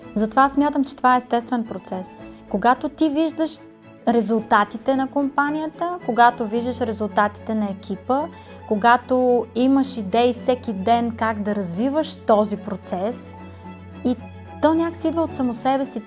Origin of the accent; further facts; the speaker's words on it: Troyan, Lovech Province, Bulgaria; Аз съм от Троян. Много обичам родния ми град.